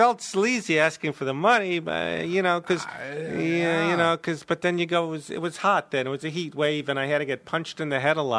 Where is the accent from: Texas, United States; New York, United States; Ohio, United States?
New York, United States; Brooklyn; Brooklyn, New York. I went to the same high school as Larry David, except he's a few years older.